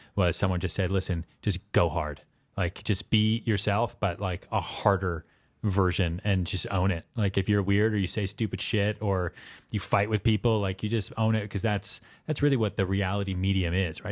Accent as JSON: {"language": "English", "area": "outside Boston", "region": "Massachusetts", "country": "United States", "tie": "born or raised there", "also_born_or_lived": "Texas", "moved": "yes", "lives_now": "New York City, United States", "said": "I was born in Texas. I grew up outside Boston."}